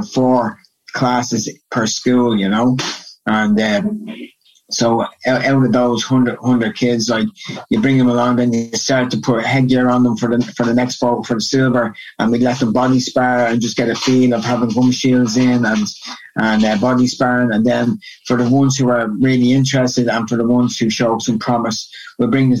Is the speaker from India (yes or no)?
no; Dublin, Leinster, Ireland; moved away as an adult; also born or lived in Portmarnock / United States; now in Dublin, Ireland; I'm from originally from Kilmarnock in Talla, which is on the south side, west side of Dublin. And I lived there until I was about 12. I moved over the north side to Portmarnock.